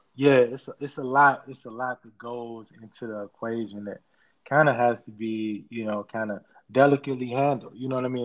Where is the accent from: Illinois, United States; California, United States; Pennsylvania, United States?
Illinois, United States; Chicago; as far as growing up in Chicago